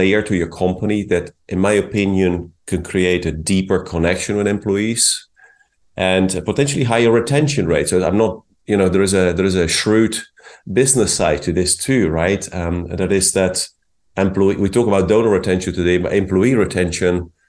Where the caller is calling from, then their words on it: Carmel, California, United States; I'm speaking from Carmel in California.